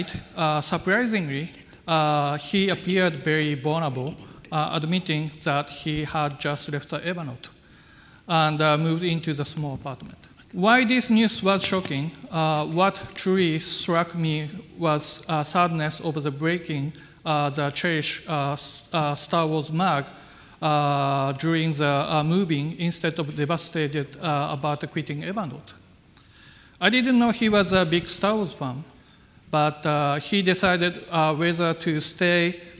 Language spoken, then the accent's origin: English; Aizu, Fukushima, Japan; English is a second language; also born or lived in Tokyo; my hometown, which was long been famous for its traditional Japanese craft lacquerware